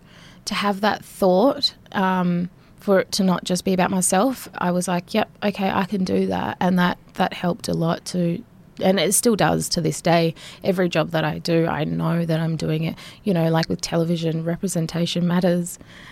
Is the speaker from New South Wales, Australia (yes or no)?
no; Nhulunbuy, Northern Territory, Australia; also born or lived in Sydney; I was born in Sydney, but then after that moved up here, and I've sort of just been back and forth my whole life between Nhulunbuy